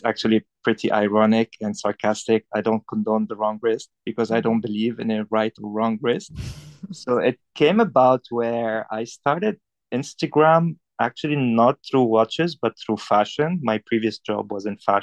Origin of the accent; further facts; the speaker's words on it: Beirut, Beirut Governorate, Lebanon; moved away as an adult; also born or lived in Paris; now in Hong Kong; I'm from Lebanon. I was born and bred in Beirut, Lebanon. I grew up there, spent most of my life there.